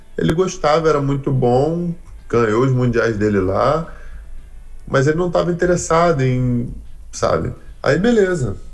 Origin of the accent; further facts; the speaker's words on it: Brazil; moved away as an adult; now in United States; eu saí do Brasil para aprender jiu-jitsu com um americano